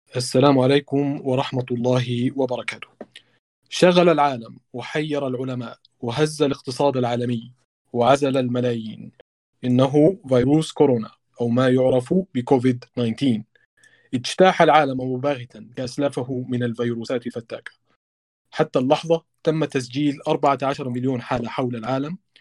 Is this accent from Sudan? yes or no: yes; Sudan; عندنا في السودان